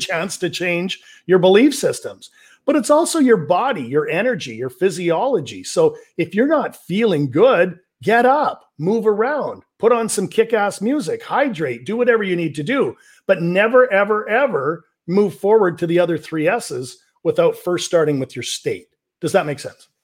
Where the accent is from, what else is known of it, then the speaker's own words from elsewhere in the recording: Vancouver, British Columbia, Canada; I'm from Vancouver, British Columbia, Canada